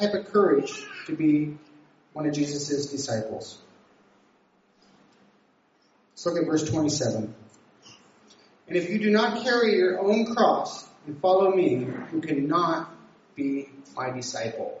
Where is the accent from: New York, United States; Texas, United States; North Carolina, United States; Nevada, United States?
Nevada, United States; moved away as an adult; also born or lived in California; I was from Nevada